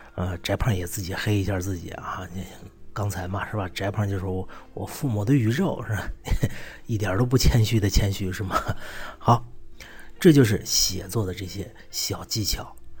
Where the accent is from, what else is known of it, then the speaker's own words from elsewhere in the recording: China; 我们中国人的名字